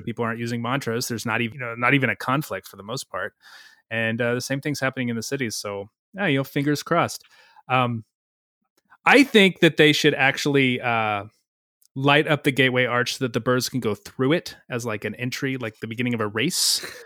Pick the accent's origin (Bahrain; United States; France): United States; Missouri; I grew up in Missouri.